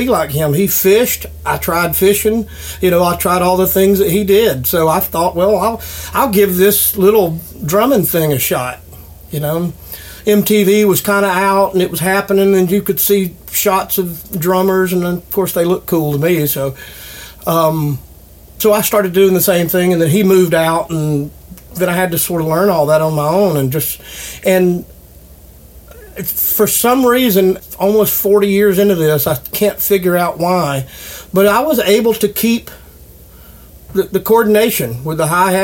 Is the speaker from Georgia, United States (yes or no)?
yes; Acworth, Georgia, United States; I was raised in Ackworth. Back when I was a kid, Ackworth was literally a one red light town.